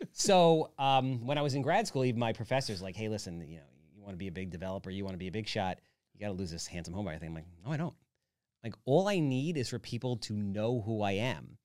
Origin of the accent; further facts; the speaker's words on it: Wantagh, New York, United States; I grew up in Wantaw.